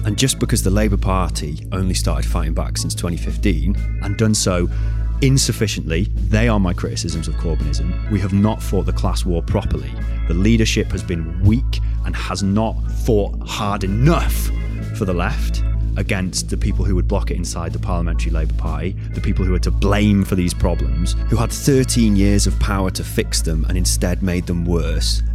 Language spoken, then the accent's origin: English; North Wales, United Kingdom; I am from North Wales